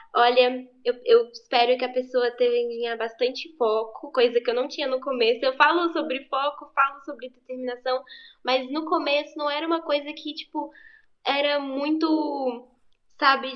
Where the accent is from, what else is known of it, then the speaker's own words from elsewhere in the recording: São Paulo, Brazil; Eu nasci em São Paulo, SP, capital. Sempre fui de São Paulo, eu sou paulista.